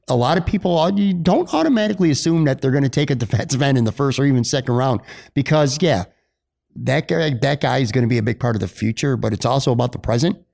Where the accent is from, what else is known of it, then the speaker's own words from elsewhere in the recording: Buffalo, New York, United States; moved away; I grew up on the west side and spent a lot of years living in North Buffalo